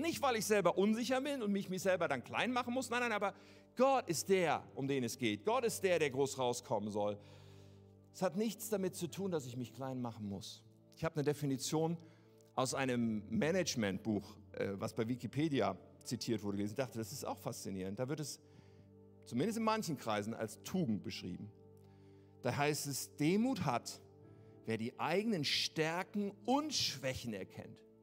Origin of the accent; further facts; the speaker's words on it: Germany; wir sind doch Deutsche